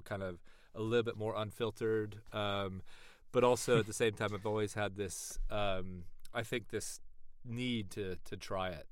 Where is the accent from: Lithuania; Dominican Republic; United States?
United States; East Bay, California; moved away as an adult; now in London, United Kingdom; from the East Bay, California